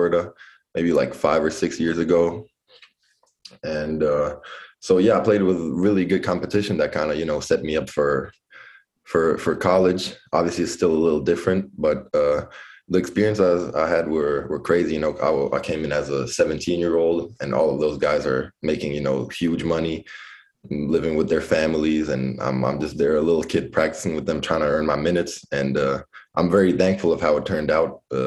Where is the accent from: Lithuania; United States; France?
Lithuania; So I grew up mostly in Lithuania, but I had maybe like periods of like a year or two living in a foreign country because he coaches over there.